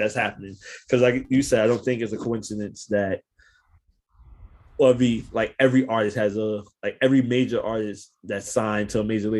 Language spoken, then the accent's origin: English; New York City, New York, United States; I'm from New York